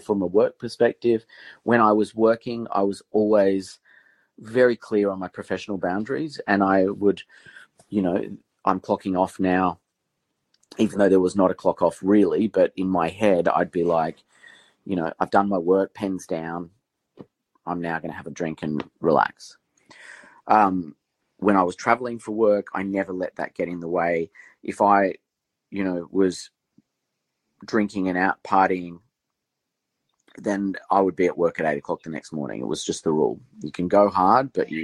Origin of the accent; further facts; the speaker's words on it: Canberra, Australian Capital Territory, Australia; I grew up in Canberra, a very sort of working class family.